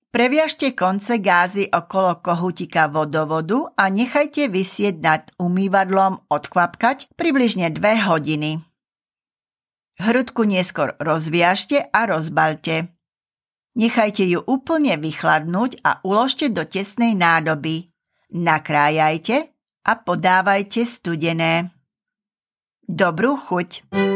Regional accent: eastern Slovakia, Slovakia; moved away; I come from Eastern Slovakia and we don't have a traditions of whipping females

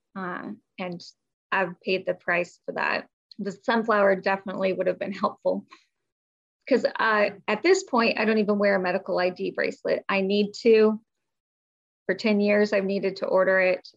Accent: Midwest, United States; now in North Carolina, United States; I'm originally from the Midwest, so I don't have a Southern accent, but we do live in the South. We live in North Carolina

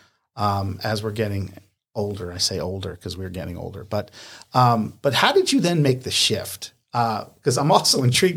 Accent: Northeast, United States; moved away; I'm from the Northeast.

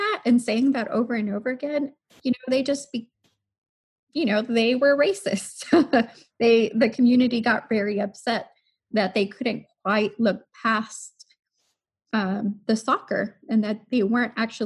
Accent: Harlingen, Texas, United States; I am from Harlingen, Texas. So deep in the south

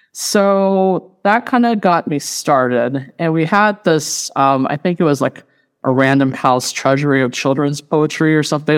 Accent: Radford, Virginia, United States; moved away as an adult; also born or lived in Indiana; Originally from Radford, Virginia, born and raised, and I lived in Appalachia for the first thirty years of my life

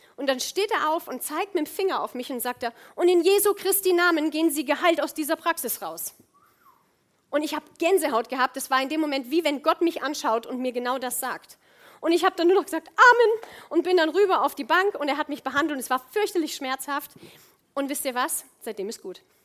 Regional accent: Rhineland, Germany; moved away as an adult; ich komme aus dem Rheinland ursprünglich, bin schon ewig weg

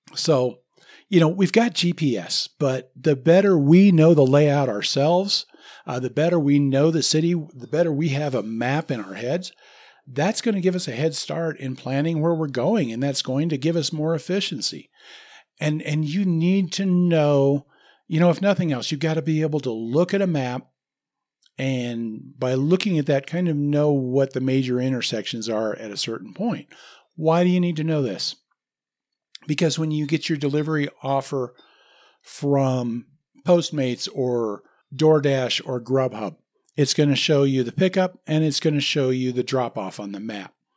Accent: Lincoln, Nebraska, United States; moved away; I grew up in Lincoln, Nebraska

